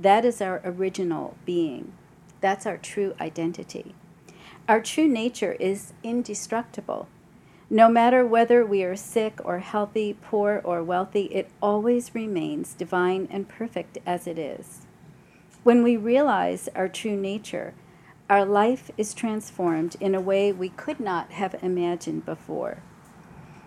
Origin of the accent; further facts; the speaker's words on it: New York City, New York, United States; I'm from New York